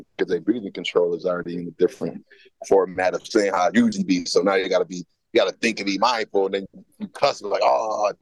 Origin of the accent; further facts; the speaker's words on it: Niagara Falls, New York, United States; I'm not from Buffalo, I'm from Niagara Falls